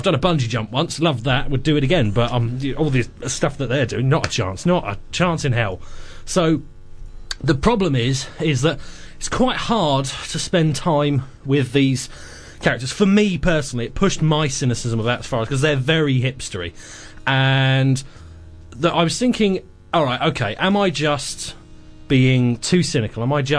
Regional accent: England, United Kingdom; Well, I'm English. My whole life is a passive-aggressive note.

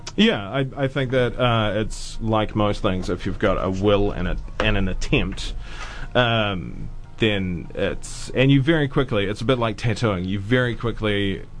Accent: Auckland, New Zealand; I grew up in West Auckland

